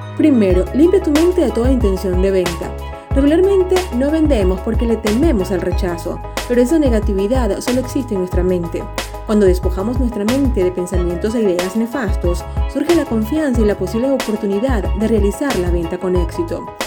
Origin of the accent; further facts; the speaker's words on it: Venezuela; como decimos en Venezuela